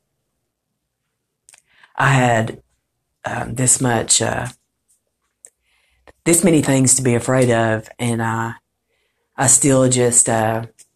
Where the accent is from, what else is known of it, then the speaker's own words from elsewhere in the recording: Morristown, Tennessee, United States; I'm from Morristown